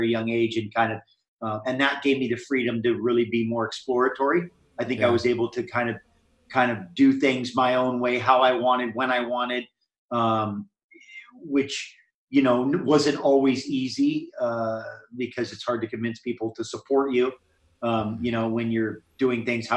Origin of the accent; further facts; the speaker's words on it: Hawaii, United States; I grew up in Hawaii and was in the ocean